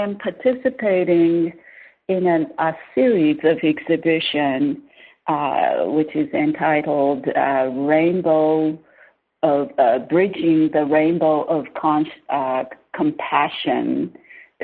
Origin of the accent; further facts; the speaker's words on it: Tohoku, Japan; moved away; I'm from Tohoku, northern Japan, on the west coast, not the east coast